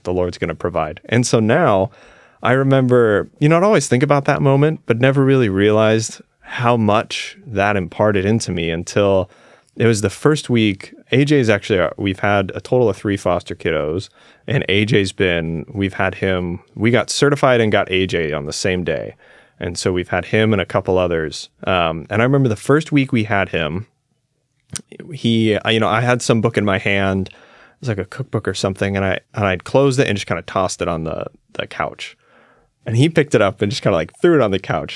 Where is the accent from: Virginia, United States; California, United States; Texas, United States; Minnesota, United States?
California, United States; Claremont; I grew up, I was born in a little town called Claremont. It's like thirty miles southeast of Los Angeles